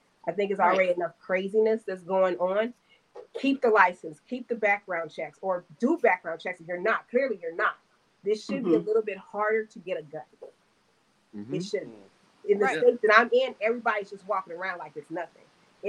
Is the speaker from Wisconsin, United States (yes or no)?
no; California, United States; moved away; I'm born and raised in California.